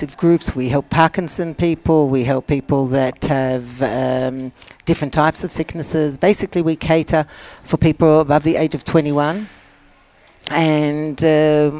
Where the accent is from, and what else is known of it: Australia; now in Israel